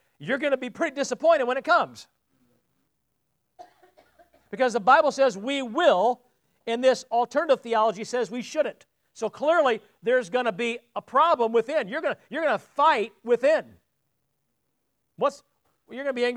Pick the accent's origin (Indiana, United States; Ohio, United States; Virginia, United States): Indiana, United States; South Bend; moved away as an adult; I don't visit my hometown much